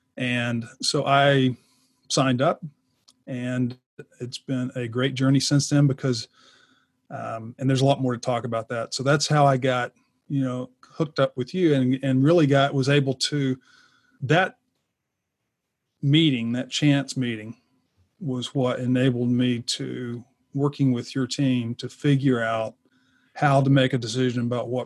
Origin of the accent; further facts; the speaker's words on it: Atlanta, Georgia, United States; also born or lived in Lake Lanier, Georgia; I'm from Atlanta. I live now on Lake Lanier, north of Atlanta